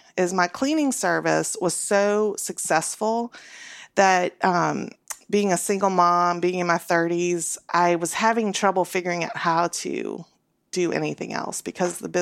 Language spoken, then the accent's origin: English; New Orleans, Louisiana, United States; now in Nashville, United States; I grew up in New Orleans in the 80s